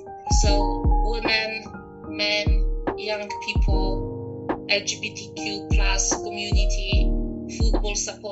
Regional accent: Poland; now in Bristol, United Kingdom; I was born in Poland a long time ago. I'm not going to tell you how long ago, but it was a really long time.

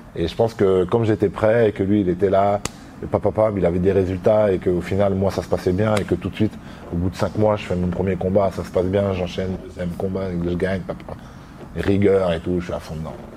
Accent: La Roche-sur-Yon, Pays de la Loire, France; moved away as an adult; now in Paris, France; J'ai grandi, je suis né à La Roche-sur-Yon. J'ai grandi à La Roche-sur-Yon.

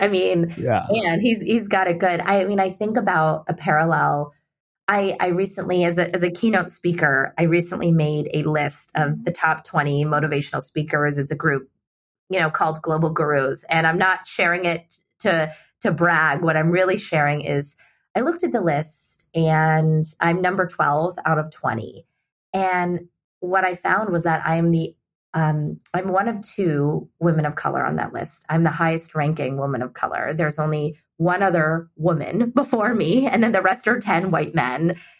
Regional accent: India; And I think that there's this level of generosity and empathy, especially growing up in India, that that he's taught me and allowed me to bring to my work

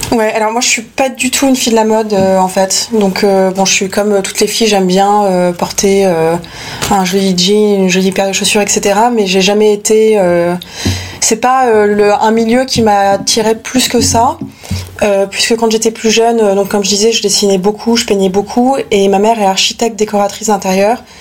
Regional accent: Paris, Île-de-France, France; Je viens de Paris. Je suis née à Paris en 1983, en avril 1983. Euh, j'ai grandi et passé, euh, on va dire, euh, jusqu'à maintenant 90% de ma vie à Paris.

